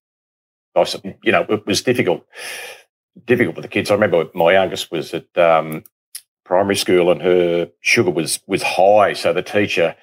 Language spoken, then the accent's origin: English; Kyneton, Victoria, Australia; also born or lived in Melbourne, Australia; I'm from Kyneton originally, so we're in the Bendigo League.